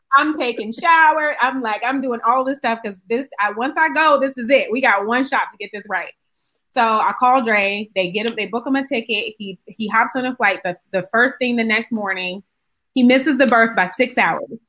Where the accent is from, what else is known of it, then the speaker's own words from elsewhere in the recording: Euclid, Ohio, United States; moved away; also born or lived in Kent, Ohio; I went to school in Kent, but I'm actually from Cleveland, Ohio.